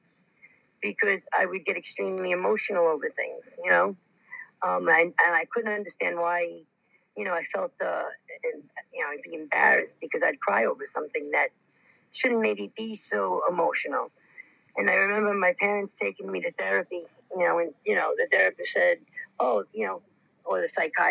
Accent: New York City, New York, United States; being the New Yorker in me and the Bronx girl in me

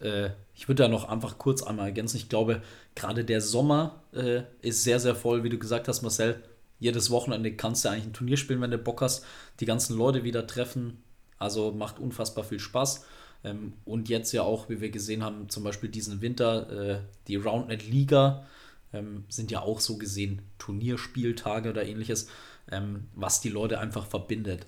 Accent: North Rhine-Westphalia, Germany; wir aus NRW sind

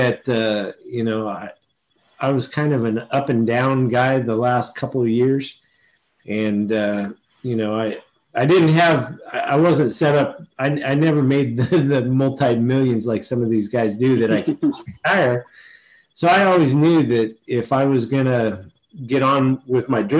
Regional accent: Fresno, California, United States; I'm from Fresno. Oh, I grew up, in the Fresno High area, and went to Washington Union High School

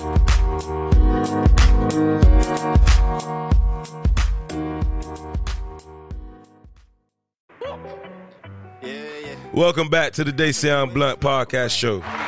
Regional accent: Miami, Florida, United States; I'm from Miami

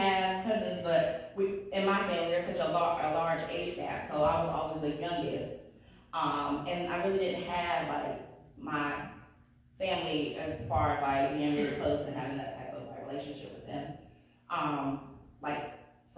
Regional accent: North Carolina, United States; I was from North Carolina, we all were

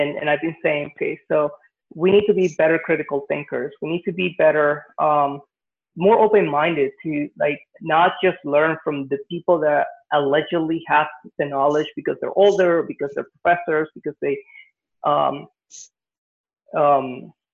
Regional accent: Venezuela; now in United States; I grew up in Venezuela, and I went to, you know, most of my school in Venezuela.

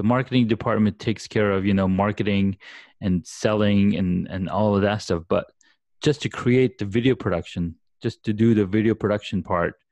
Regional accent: Saudi Arabia; moved away; I grew up back in Saudi Arabia

